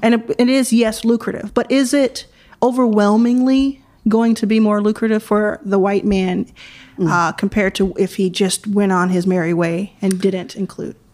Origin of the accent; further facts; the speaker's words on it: Jackson, Mississippi, United States; moved away; also born or lived in Texas; I was born in Jackson, Mississippi.